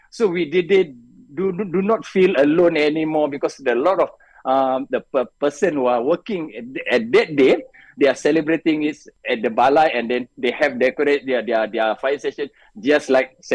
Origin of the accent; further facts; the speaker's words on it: Malacca, Malaysia; I only get six or seven uh, time to go back to, to my hometown no in Malacca